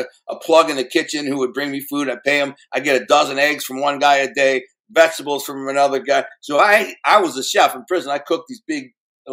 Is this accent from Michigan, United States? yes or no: yes; Detroit, Michigan, United States; I'm from Detroit